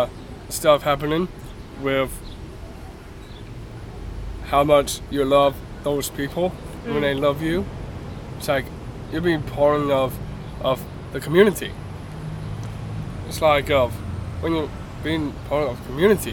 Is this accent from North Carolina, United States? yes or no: yes; North Carolina, United States; born or raised there; also born or lived in Arlington, Virginia